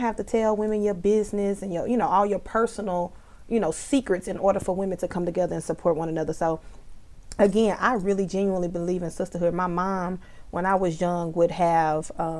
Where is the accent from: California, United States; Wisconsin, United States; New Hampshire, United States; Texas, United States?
Texas, United States; Fort Worth; I am from Fort Worth, Texas, funky town in the house, represent. Born and raised.